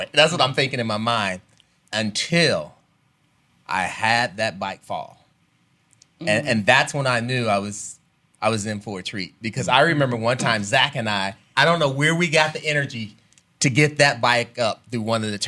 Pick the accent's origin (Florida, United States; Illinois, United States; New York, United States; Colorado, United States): Illinois, United States; Chicago; growing up in Chicago